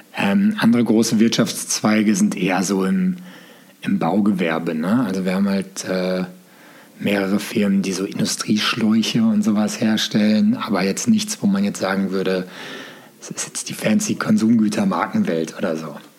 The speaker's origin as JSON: {"language": "German", "town": "Gelsenkirchen", "region": "North Rhine-Westphalia", "country": "Germany", "tie": "born or raised there", "said": "Aus Gelsenkirchen komme ich tatsächlich"}